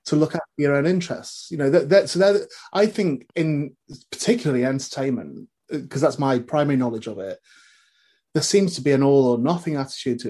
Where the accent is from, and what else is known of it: North West England, United Kingdom; born or raised there